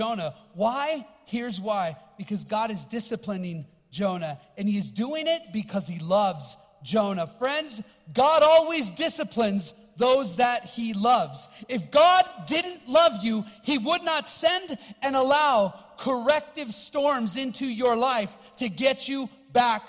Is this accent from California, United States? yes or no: yes; Los Angeles, California, United States; I grew up in Los Angeles, born and raised there